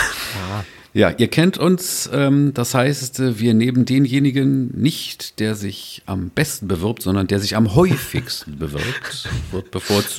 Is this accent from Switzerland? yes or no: no; Berlin, Germany; als Großstädter, als Berliner